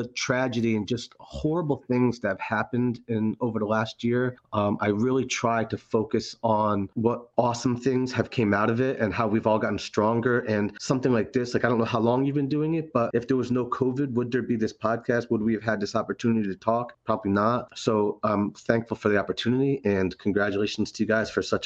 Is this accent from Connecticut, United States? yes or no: yes; Haddam, Connecticut, United States; also born or lived in Providence, Rhode Island; I grew up in Higginham, Connecticut, Haddam